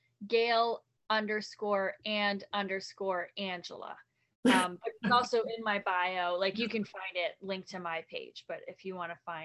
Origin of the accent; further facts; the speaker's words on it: Long Island, New York, United States; also born or lived in New Jersey; I'm from New York, Long Island, New Jersey, kind of like back and forth all over the place. And a lot of like Long Island family.